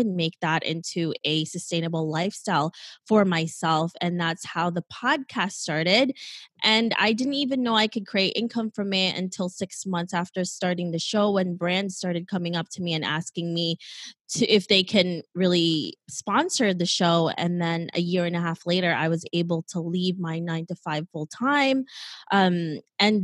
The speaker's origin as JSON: {"language": "English", "town": "New York City", "region": "New York", "country": "United States", "tie": "born or raised there", "also_born_or_lived": "Philippines", "said": "I grew up in New York City"}